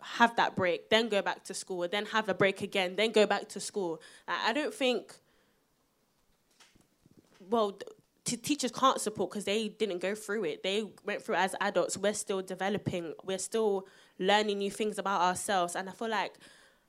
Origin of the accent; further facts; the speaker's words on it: London, United Kingdom; I'm from South London